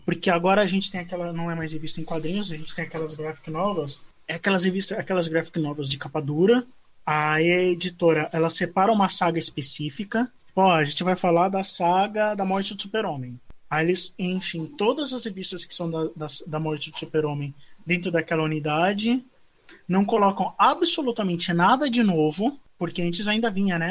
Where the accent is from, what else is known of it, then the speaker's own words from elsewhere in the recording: São Paulo, Brazil; eu sou do Campo Limpo de São Paulo